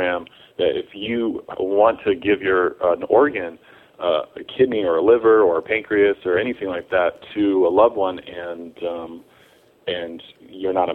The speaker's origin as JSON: {"language": "English", "town": "Blacksburg", "region": "Virginia", "country": "United States", "said": "I'm from Blacksburg, Virginia originally"}